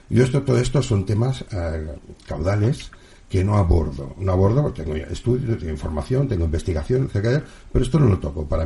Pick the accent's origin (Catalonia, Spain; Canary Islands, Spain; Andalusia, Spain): Catalonia, Spain; O así les fue a los madrileños, que yo soy catalán, señores.